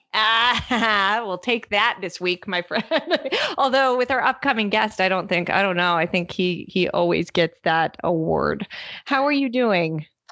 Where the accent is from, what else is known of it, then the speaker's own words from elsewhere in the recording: Michigan, United States; moved away; I'm here in my home state of Michigan